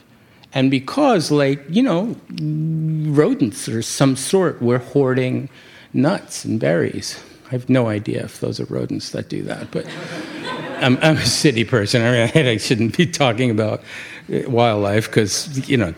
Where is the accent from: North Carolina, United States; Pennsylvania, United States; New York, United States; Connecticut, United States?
New York, United States; New York City; I come from New York City